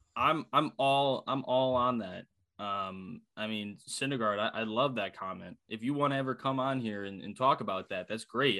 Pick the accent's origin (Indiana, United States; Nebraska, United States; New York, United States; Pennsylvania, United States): Pennsylvania, United States; Philadelphia; moved away; happy to be home, happy to see, happy to see my hometown friends